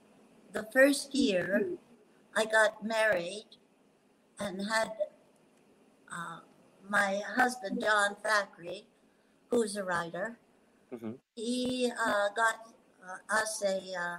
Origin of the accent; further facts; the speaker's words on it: West Coast, United States; I come from the West Coast, and I'm so upset.